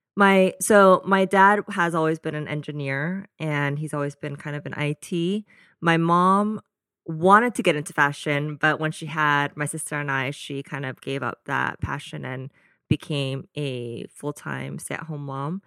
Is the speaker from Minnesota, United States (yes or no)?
no; Danville, California, United States; also born or lived in Fort Worth, Texas; So majority of my childhood was in the Bay Area in a small town called Danville.